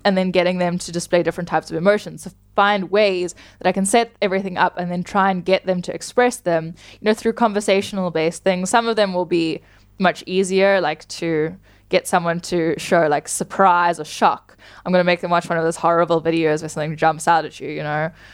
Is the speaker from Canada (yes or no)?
no; South Africa; I'm from South Africa